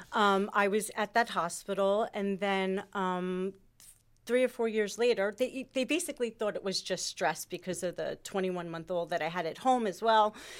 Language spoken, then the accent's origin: English; Springfield, United States; I grew up in Springfield. I am Italian.